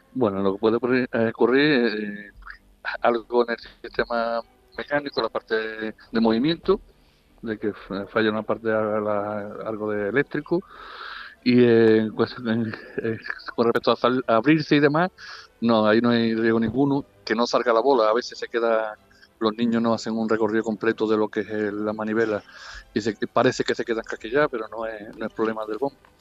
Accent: Ubrique, Andalusia, Spain; mi pueblo de Ubrique

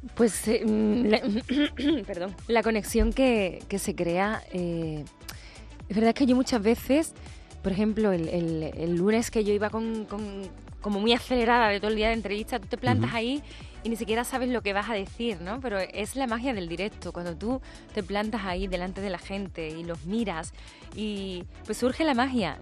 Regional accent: Seville, Andalusia, Spain; en Sevilla, en mi tierra

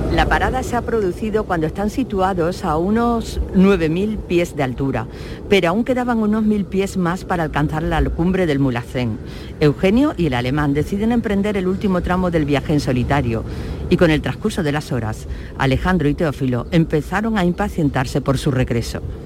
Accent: Gilena, Andalusia, Spain; also born or lived in Seville; de mi pueblo

